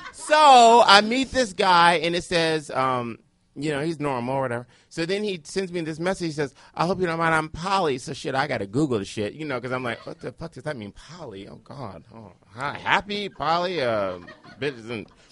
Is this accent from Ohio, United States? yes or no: yes; Cleveland, Ohio, United States; now in Washington, D.C., United States; I'm a black gay man from Cleveland